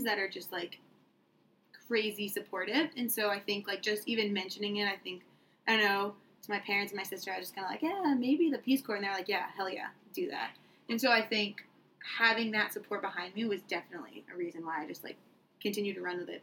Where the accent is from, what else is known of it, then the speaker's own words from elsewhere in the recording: Maine, United States; moved away as an adult; also born or lived in Vermont; now in Chiriquí, Panama; I am a Mainer